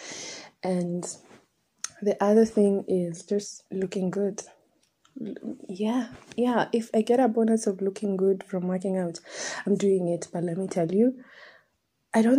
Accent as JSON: {"language": "English", "region": "Nairobi", "country": "Kenya", "tie": "born or raised there", "said": "I was raised in Nairobi."}